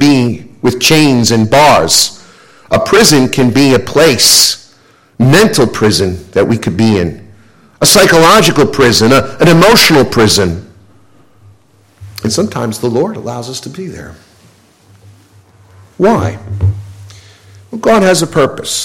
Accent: United States; being an American

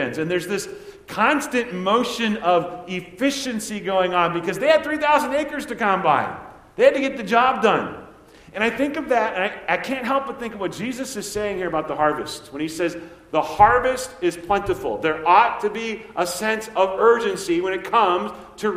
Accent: Nebraska, United States; when I was growing up in Nebraska

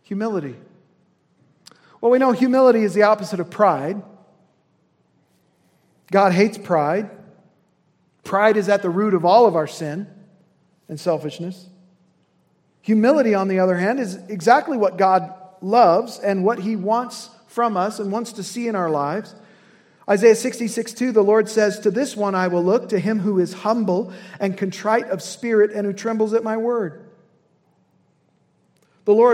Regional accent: Indiana, United States; as a son of Indiana

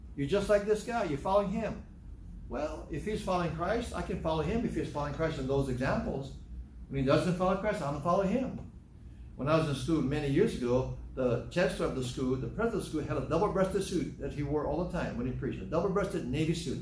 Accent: Hawaii, United States; I'm from the South, South Hawaii.

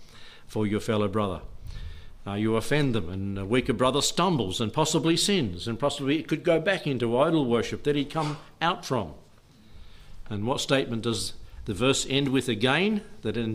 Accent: Australia; I'm an Aussie kid

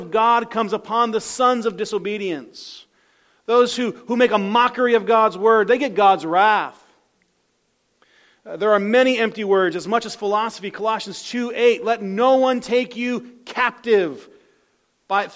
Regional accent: United States

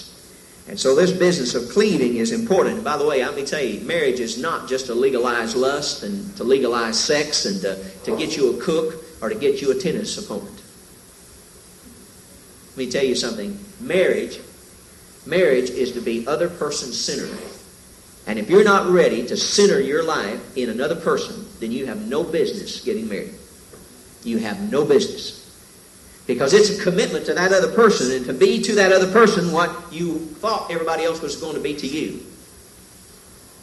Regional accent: the South, United States; moved away; I came from the South

